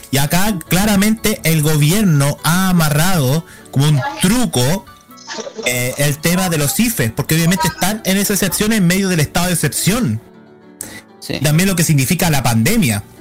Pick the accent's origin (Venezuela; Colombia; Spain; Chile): Chile; Valparaíso; yo saben que yo soy muy porteño